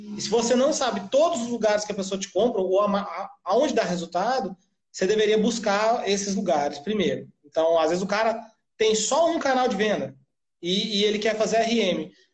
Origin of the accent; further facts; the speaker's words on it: Florianópolis, Santa Catarina, Brazil; A gente é de Florianópolis